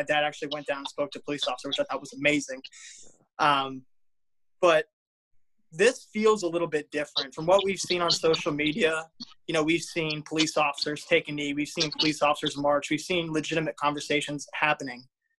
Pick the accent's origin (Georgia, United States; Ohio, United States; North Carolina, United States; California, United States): Ohio, United States; Reynoldsburg; Today, we're all from Columbus, but we're actually from a little suburb outside of Columbus, Reynoldsburg, Ohio.